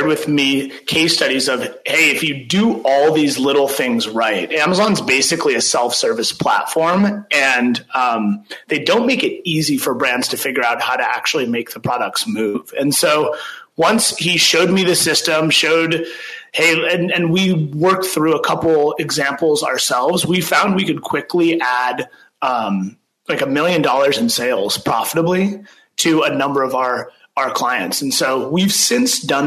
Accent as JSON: {"language": "English", "region": "Northern California", "country": "United States", "tie": "born or raised there", "also_born_or_lived": "New York", "moved": "as an adult", "said": "I grew up in Northern California."}